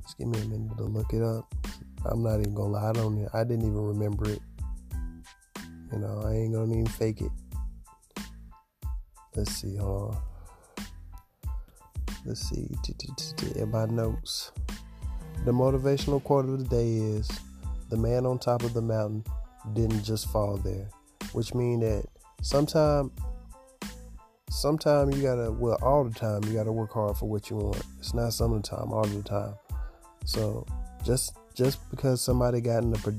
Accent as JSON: {"language": "English", "town": "Augusta", "region": "Georgia", "country": "United States", "said": "I'm from Augusta, Georgia"}